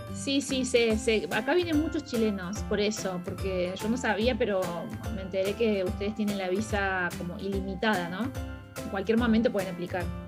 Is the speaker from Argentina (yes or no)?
yes; Córdoba, Argentina; moved away as an adult; also born or lived in Australia / Berlin, Germany; now in Portugal; soy, de Córdoba, Argentina